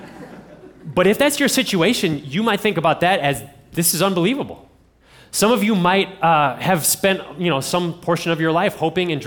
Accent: Ohio, United States; I'm from Ohio

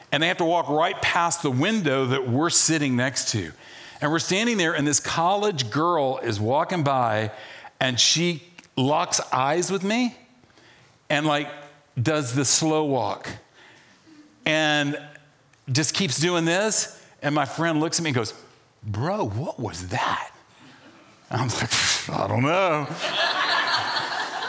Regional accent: the South, United States; moved away; also born or lived in Charlottesville, Virginia; I grew up in the South

